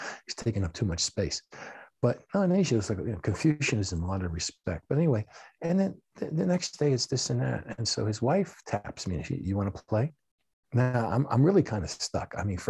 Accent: United States; Okay, I come from America, and for that matter, in Japan, okay?

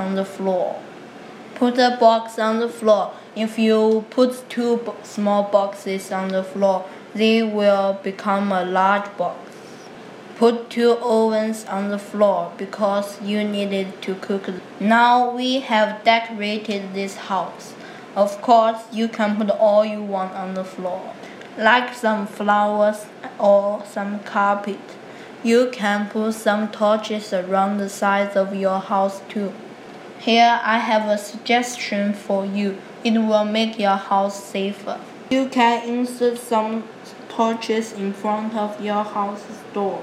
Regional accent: Nanjing, Jiangsu, China; English is a second language; moved away; I'm from Nanjing, China

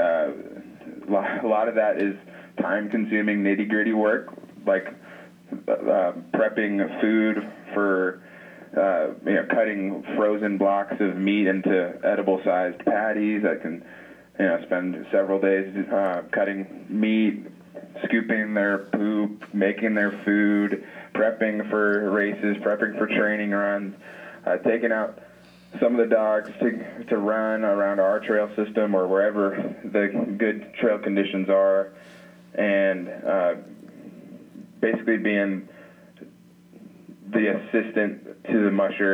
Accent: Atlanta, Georgia, United States; moved away as an adult; now in Alaska, United States; I'm originally from Atlanta, Georgia, and I found my way up here

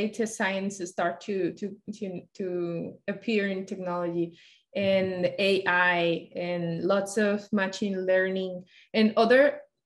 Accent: Colombia; moved away as an adult; also born or lived in Washington State; now in Washington, United States; I'm from Colombia

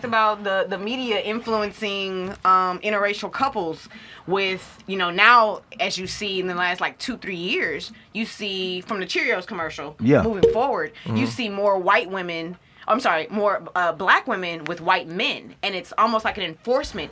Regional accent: Houston, Texas, United States; also born or lived in Fort Worth, Texas / Atlanta, Georgia; Before we moved to Houston, I was born in Fort Worth

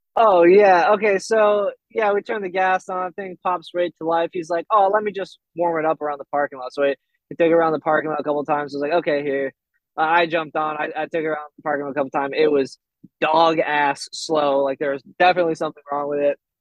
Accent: Burlington, Vermont, United States; accent: Vermont accent; I'm from Vermont, from Burlington, Vermont. Um, lived here like most of my life

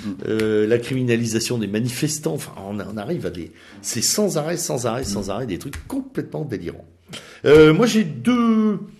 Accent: France; nous sommes d'abord des Français

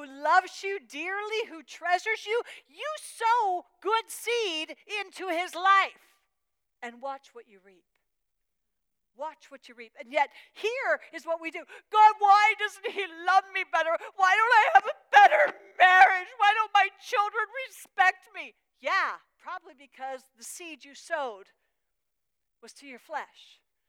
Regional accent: Pennsylvania, United States; I was raised in, born and raised in Pennsylvania, in Amish country

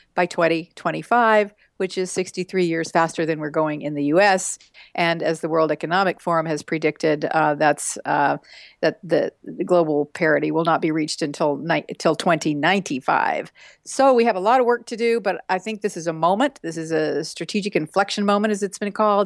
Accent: West Texas, United States; I grew up in West Texas in small towns

